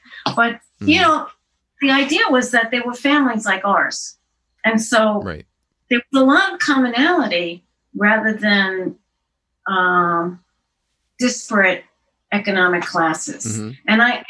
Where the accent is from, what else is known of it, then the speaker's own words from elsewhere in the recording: Queens, New York, United States; In Jamaica, I lived on 116th Drive, right near what was Baisley Park.